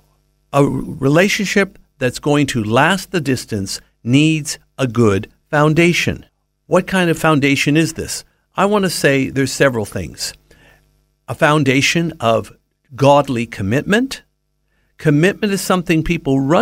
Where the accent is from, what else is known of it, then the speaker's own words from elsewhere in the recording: Southern California, United States; Having been born and raised in Southern California